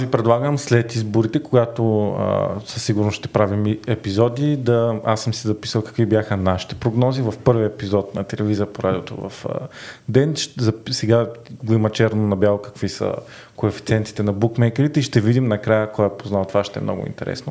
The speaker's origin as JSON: {"language": "Bulgarian", "town": "Varna", "region": "Varna Province", "country": "Bulgaria", "moved": "yes", "lives_now": "Sofia, Bulgaria", "said": "по постоянен адрес във Варна"}